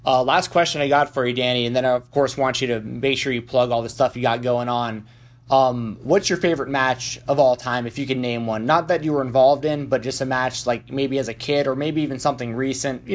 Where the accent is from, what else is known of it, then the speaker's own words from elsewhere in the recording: Atlanta, Georgia, United States; I grew up in Atlanta